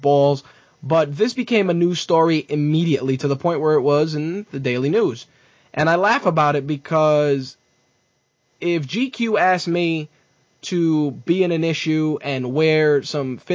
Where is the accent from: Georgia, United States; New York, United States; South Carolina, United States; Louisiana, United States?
New York, United States; New York City; as a New Yorker